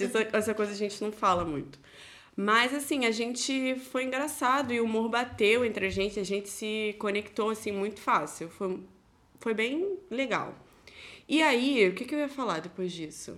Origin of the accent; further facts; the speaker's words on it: Nova Iguaçu, Rio de Janeiro, Brazil; moved away as an adult; now in Germany; Eu venho da caravana do Rio de Janeiro. Alô, o Uhu Nova Iguaçu